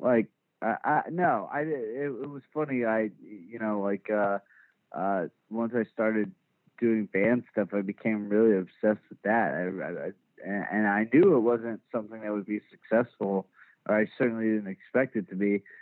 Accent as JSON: {"language": "English", "town": "Richardson", "region": "Texas", "country": "United States", "tie": "born or raised there", "said": "I was born born and raised in Dallas uh, in like the first suburb north uh, of the Dallas city limits called Richardson"}